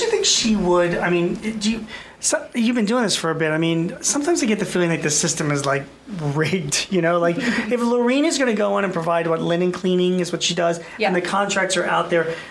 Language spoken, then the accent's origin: English; Philadelphia, Pennsylvania, United States; I'm from Philadelphia